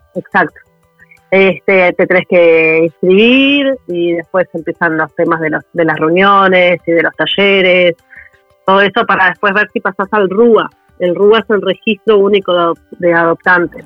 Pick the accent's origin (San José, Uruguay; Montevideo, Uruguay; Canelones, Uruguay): Montevideo, Uruguay; somos de Montevideo los dos